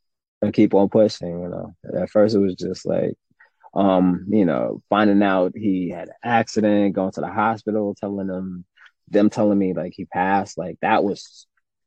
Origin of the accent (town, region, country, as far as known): New York, United States; born or raised there; also born or lived in Jamaica